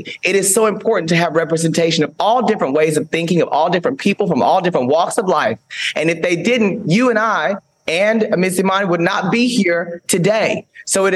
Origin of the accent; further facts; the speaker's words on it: Paris, Texas, United States; growing up in a small town in Texas, I'm originally from Paris, Texas